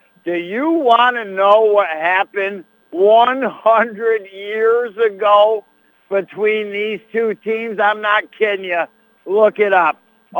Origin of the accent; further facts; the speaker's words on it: Madrid, New York, United States; I'll never forget growing up in Madrid